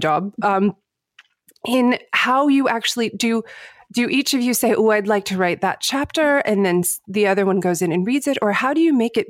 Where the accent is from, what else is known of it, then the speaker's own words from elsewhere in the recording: United States; I identify myself as American